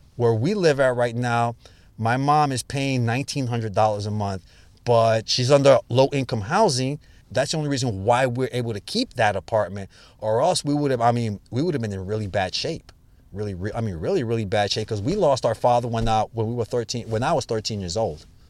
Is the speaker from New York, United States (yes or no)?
yes; New York City, New York, United States; Born and bred in the Bronx